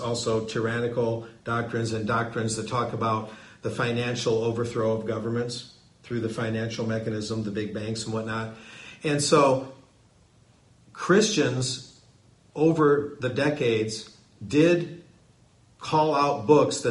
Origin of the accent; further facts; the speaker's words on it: Bridgman, Michigan, United States; now in Texas, United States; my hometown, Bridgman, Michigan, in southwestern Michigan